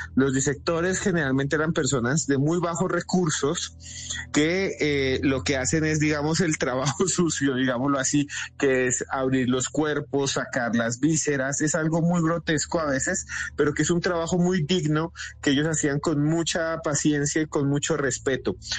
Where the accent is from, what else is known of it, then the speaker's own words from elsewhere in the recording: Colombia; somos los colombianos